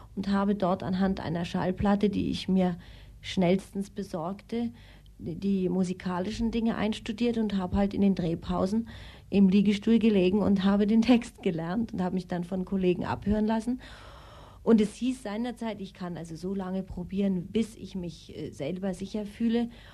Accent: Austria; also born or lived in Kiel, Germany; now in Munich, Germany; Ich bin in Österreich aufgewachsen

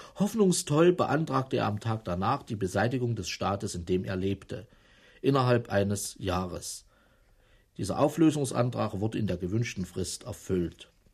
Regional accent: Jena, Thuringia, Germany; moved away as an adult; also born or lived in East Berlin; Ich bin in Thüringen geboren, in, in einer kleineren Stadt, Jena

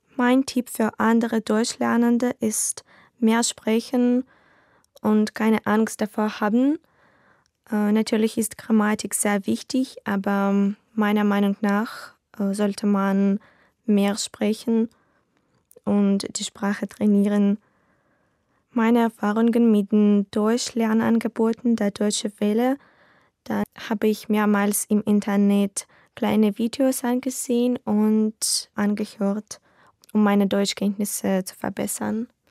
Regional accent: Novopolotsk, Vitebsk Region, Belarus; German is a second language; Ich komme aus Belarus, aus Novopolsk.

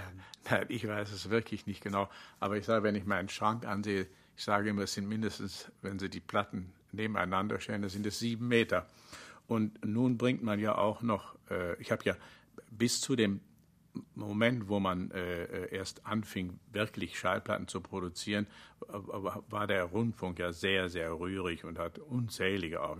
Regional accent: Rhineland, Germany; wie im Rheinland äh, aufgewachsen

